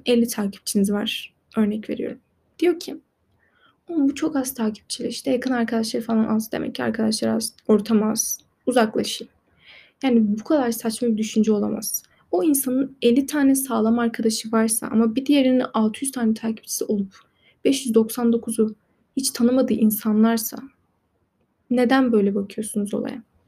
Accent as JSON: {"language": "Turkish", "country": "Turkey", "said": "yabancı da değilim yani Türk'üm"}